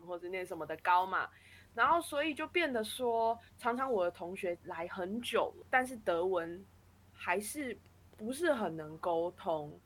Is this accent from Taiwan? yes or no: yes; Taiwan; moved away as an adult; now in Germany; 我们都一直生在台湾一个这么便利的环境下